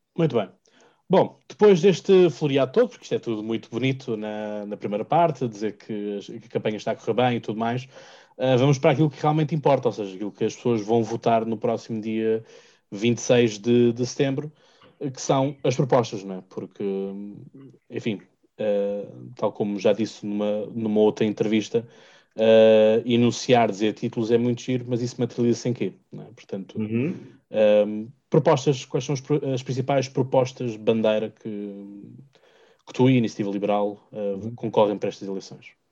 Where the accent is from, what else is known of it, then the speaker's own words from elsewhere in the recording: Margem Sul, Setúbal Peninsula, Portugal; eu sou aqui da Margem Sul